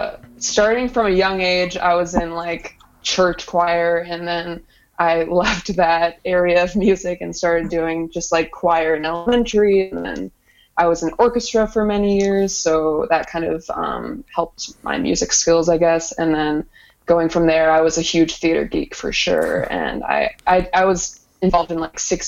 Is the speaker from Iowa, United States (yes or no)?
yes; Ames, Iowa, United States; from Ames